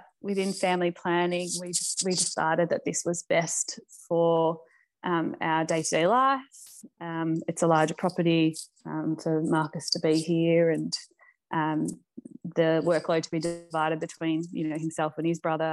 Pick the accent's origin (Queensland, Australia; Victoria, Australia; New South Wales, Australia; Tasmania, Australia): Victoria, Australia; Melbourne; I grew up in Melbourne, in the outer suburbs of eastern Melbourne, in a beautiful area called Eltham